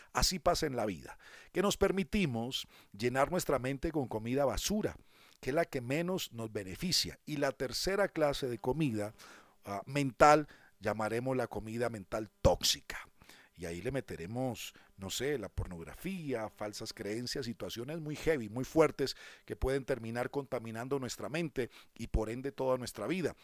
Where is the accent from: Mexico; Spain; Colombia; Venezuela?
Colombia; en mi país, aquí en Colombia